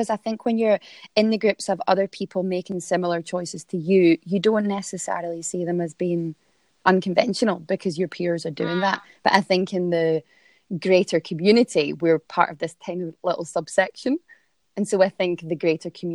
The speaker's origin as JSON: {"language": "English", "region": "Scotland", "country": "United Kingdom", "moved": "as an adult", "lives_now": "Melbourne area, Australia", "said": "I'm obviously Scottish"}